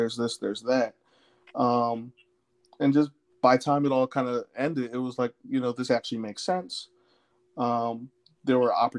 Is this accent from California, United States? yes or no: no; Willingboro, New Jersey, United States; also born or lived in other countries; I'm originally from South Jersey, Willingboro, New Jersey. But both my parents were in the Army, so I was a military brat. So lived in other countries, traveled a lot as a kid